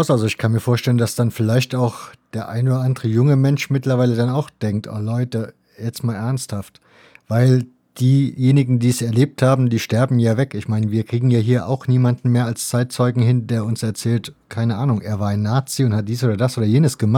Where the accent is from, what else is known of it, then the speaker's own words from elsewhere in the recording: Israel; Wenn man als Kind in Israel groß wird, kriegt man in der Schule dann diese Geschichte ausführlichst und vielleicht auch zu ausführlichst erzählt.